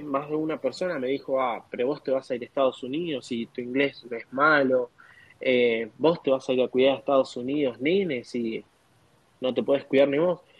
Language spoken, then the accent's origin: Spanish; Argentina; moved away as an adult; now in United States